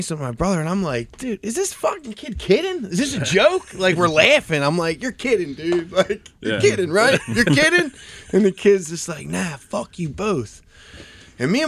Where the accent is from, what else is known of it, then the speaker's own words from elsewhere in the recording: Drexel Hill, Pennsylvania, United States; also born or lived in Springfield, Pennsylvania / Clifton Heights, Pennsylvania; I grew up in Drexel Hill